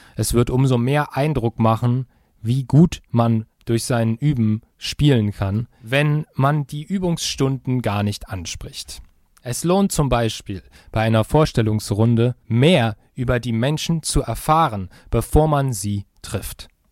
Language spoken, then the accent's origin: German; Germany; ich als Deutscher kann ungefähr ein Wort Russisch